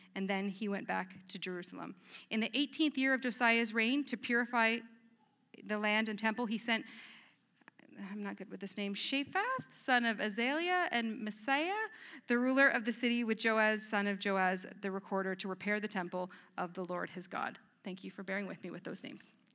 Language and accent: English; Petrolia, Ontario, Canada; moved away; also born or lived in Edmonton; I grew up in a small town from Petrolia